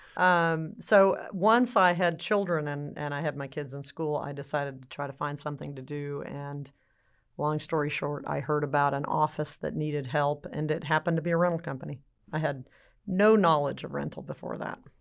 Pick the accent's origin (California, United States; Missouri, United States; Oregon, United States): California, United States; now in Texas, United States; am from California originally, but I've been in Texas for a very, very long time, so I should be considered a Texan